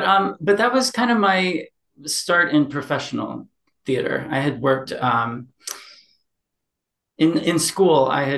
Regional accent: Evansville, Indiana, United States; moved away; Indiana, which was based in my hometown, really. I grew up in Evansville, Indiana

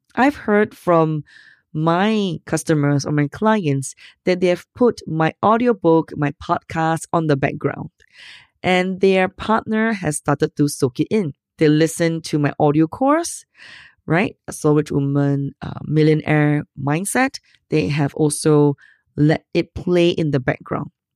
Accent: Singapore; I'm Asian? So what? I'm from Singapore

